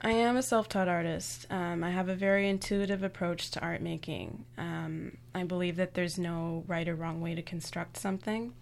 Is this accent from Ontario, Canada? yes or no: yes; Toronto, Ontario, Canada; I was born and raised in Toronto.